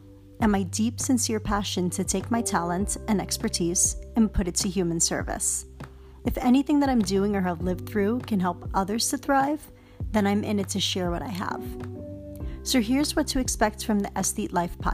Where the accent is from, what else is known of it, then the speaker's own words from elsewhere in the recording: New York City, New York, United States; as a child growing up in Harlem